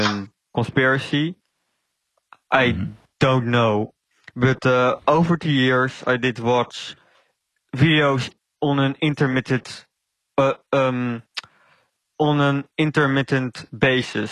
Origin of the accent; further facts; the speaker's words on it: Netherlands; I'm from the Netherlands.